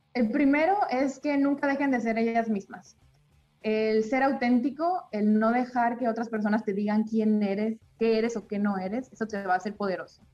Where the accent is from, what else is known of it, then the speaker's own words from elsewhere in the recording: Chihuahua, Mexico; yo me considero una mexicana más, vengo de una familia normal, de una ciudad pequeña de nuestro país, Chihuahua